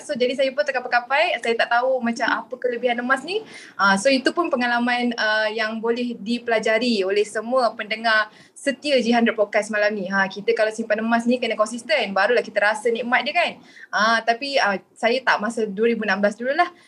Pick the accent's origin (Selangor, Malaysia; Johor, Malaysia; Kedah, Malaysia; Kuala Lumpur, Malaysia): Kuala Lumpur, Malaysia; saya berasal dari Kuala Lumpur